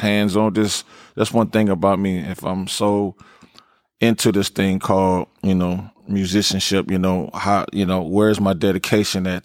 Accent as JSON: {"language": "English", "town": "Los Angeles", "region": "California", "country": "United States", "tie": "born or raised there", "said": "Slauson and Crenshaw definitely is, is my, is my home and foundation where I grew up as a kid"}